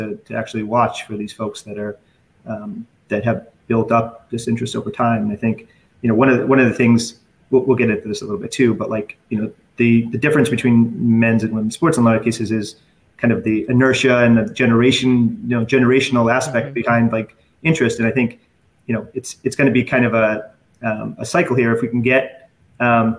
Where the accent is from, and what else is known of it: Boston, Massachusetts, United States